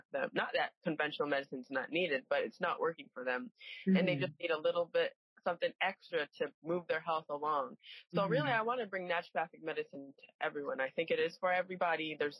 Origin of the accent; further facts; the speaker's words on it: Cheshire, Connecticut, United States; I grew up in a small town in Connecticut with Leslie. Cheshire, Connecticut.